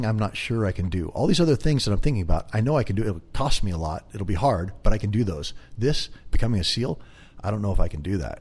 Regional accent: Kelso, Washington, United States; moved away as an adult; now in San Diego, United States; I grew up in a little town called Kelso, Washington, right on the Columbia River, logging town. Spent my whole life there

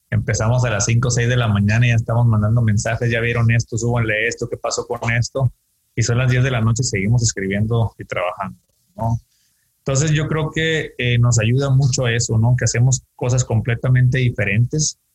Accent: Sinaloa, Mexico; moved away as an adult; also born or lived in United States / Asia; Eh, soy de Sinaloa, pero vivido varios años en Estados Unidos, allá estudié mi carrera, pasé más de 10 años en Asia y ahorita regreso aquí en el pueblo

